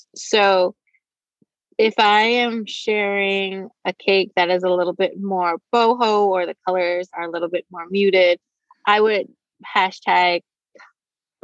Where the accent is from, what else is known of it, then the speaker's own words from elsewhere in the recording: Bahamas; also born or lived in Nassau; now in Raleigh, United States; I'm from the Bahamas originally